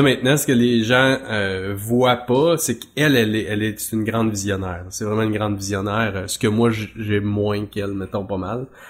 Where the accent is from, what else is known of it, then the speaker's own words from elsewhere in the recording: Mauricie, Quebec, Canada; moved away as an adult; also born or lived in Trois-Rivières; now in Drummondville, Canada; je suis originaire de la Mauricie mais moi je suis à Drummondville.